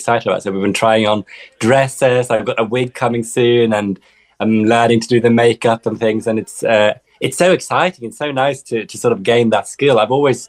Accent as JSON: {"language": "English", "country": "Sweden", "tie": "born or raised there", "moved": "yes", "said": "I grew up in the Swedish forest"}